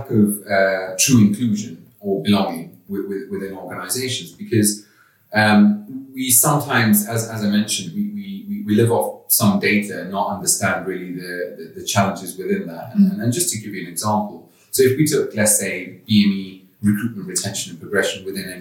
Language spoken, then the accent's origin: English; Kenya; also born or lived in London; now in outside London, United Kingdom; I'm actually from Kenya, East Africa. And live outside of London now